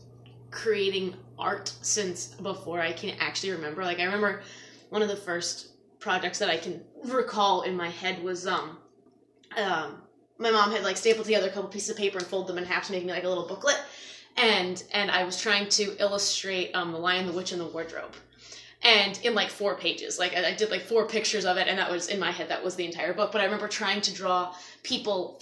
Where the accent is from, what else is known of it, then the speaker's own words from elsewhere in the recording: Natick, Massachusetts, United States; I grew up in Natick